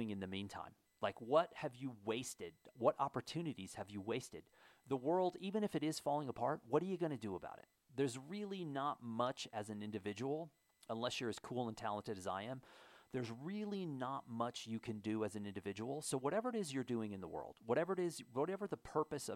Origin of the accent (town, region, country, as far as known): United States